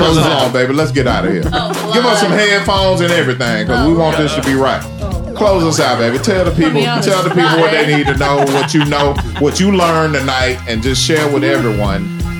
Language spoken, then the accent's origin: English; Memphis, Tennessee, United States; I'm from Memphis.